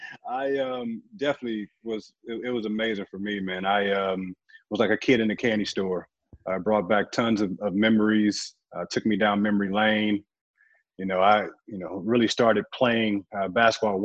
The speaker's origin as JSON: {"language": "English", "town": "St. Louis", "region": "Missouri", "country": "United States", "tie": "born or raised there", "said": "I was living in St. Louis, growing up in St. Louis"}